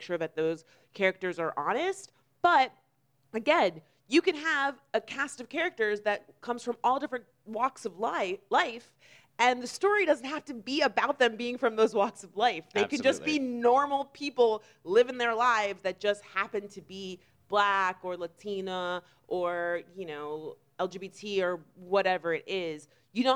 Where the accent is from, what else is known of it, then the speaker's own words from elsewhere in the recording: Florida, United States; we are actually both from Florida